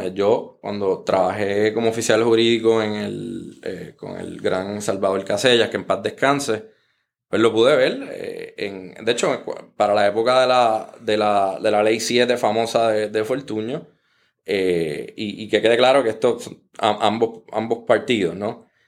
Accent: Puerto Rico

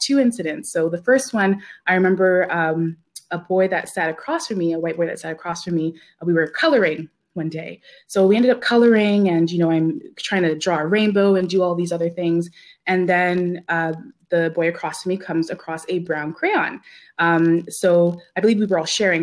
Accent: Ladner, British Columbia, Canada; I grew up in a small town on the Lower Mainland called Ladner. It's located in South Delta

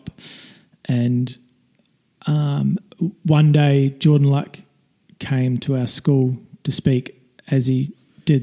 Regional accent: Woodbury, Canterbury, New Zealand; When I was in the small town that I grew up in New Zealand, it's called Woodbury

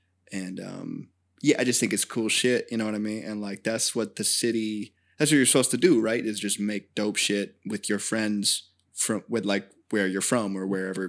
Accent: Fair Oaks, California, United States; Born and raised. This is I'm in Sac County. I'm Sacramento. Like, this is my place.

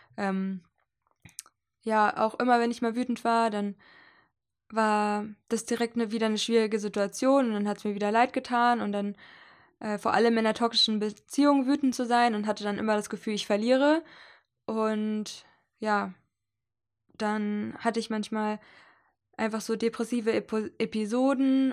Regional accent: Hesse, Germany; moved away; also born or lived in Leipzig; nach Hessen gefahren, wo ich herkomme und wo meine Mutter wohnt und die Familie

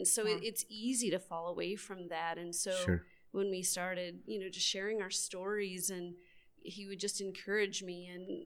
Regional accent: Denver, Colorado, United States; now in Amarillo, United States; I'm from Denver, Colorado

